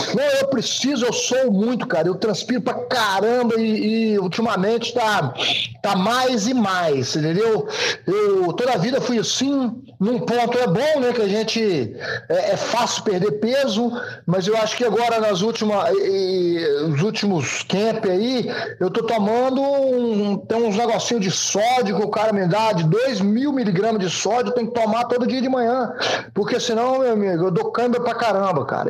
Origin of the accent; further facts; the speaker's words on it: Governador Valadares, Minas Gerais, Brazil; moved away as an adult; eu fiquei só no Sobral, né, cara, em Valadares, na verdade, nunca tinha saído dessa, daquela região